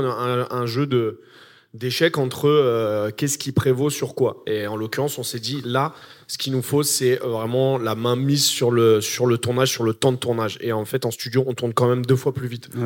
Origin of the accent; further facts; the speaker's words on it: Noisy-le-Grand, Île-de-France, France; j'ai grandi à Noisy-le-Grand